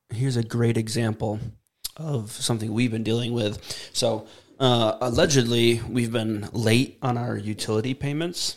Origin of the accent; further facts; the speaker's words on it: United States; 100% Native American, born and raised in the USA